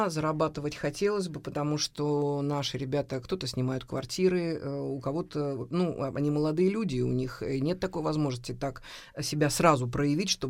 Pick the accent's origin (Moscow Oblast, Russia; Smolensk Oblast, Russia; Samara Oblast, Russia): Samara Oblast, Russia; Samara; Мы же из Самары